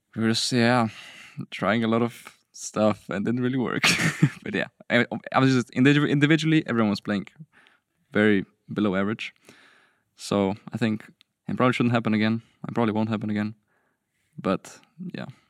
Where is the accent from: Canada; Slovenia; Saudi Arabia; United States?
Slovenia; I'm from Slovenia